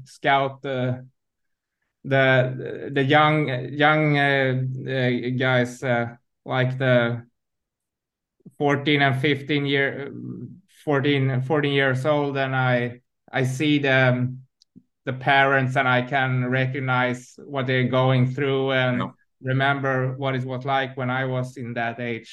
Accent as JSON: {"language": "English", "town": "Huddinge", "region": "Stockholm County", "country": "Sweden", "tie": "born or raised there", "said": "I'm from Stockholm, born and raised in in um, Stockholm, uh, in Huddinge, uh, in the south southern part of um, Stockholm"}